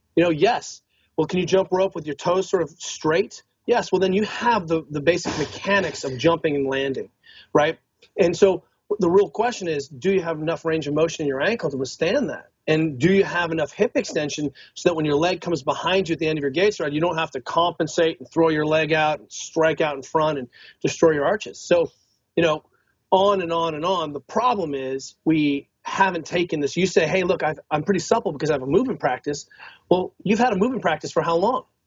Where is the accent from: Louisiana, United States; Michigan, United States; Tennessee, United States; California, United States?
California, United States; Northern; also born or lived in Boulder; I'm I'm from Northern California.